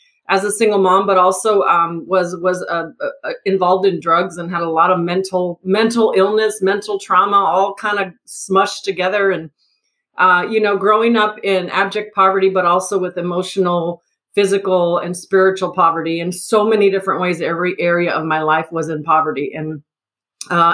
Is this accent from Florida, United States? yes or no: no; El Paso, Texas, United States; So I'm actually originally from El Paso. I was born in El Paso, so I'm a border town girl.